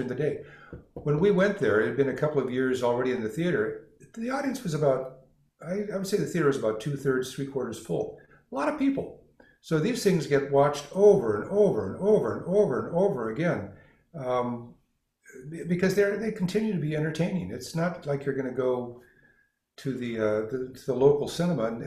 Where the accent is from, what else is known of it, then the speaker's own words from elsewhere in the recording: Los Angeles, California, United States; moved away; I was actually born downtown Los Angeles. I'm from California, and though I didn't live here all my life